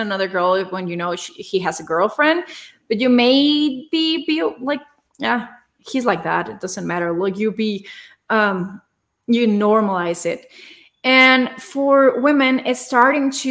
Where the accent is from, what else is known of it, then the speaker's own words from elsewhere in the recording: Torreón, Coahuila, Mexico; now in Mexico City, Mexico; I'm from a small city in the north of Mexico. I'm from Torreón, but I live in Mexico City now.